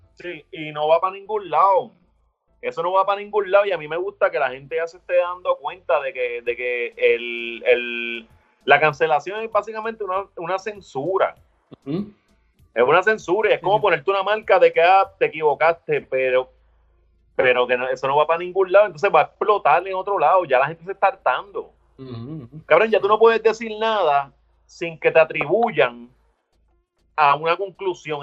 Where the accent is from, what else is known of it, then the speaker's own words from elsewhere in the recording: Ponce, Puerto Rico; yo vengo de Ponce